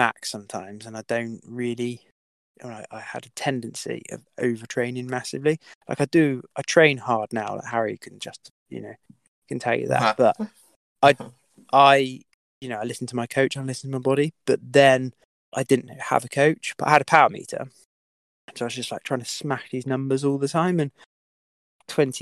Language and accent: English; United Kingdom; being a British rider, …